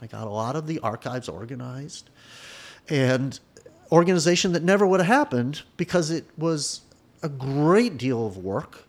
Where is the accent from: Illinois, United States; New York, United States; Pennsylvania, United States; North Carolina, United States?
Illinois, United States; Evanston; I grew up in Evanston